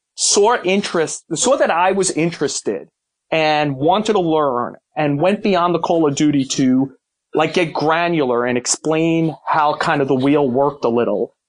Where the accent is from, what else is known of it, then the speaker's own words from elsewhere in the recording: New York City, New York, United States; we grew up in Brooklyn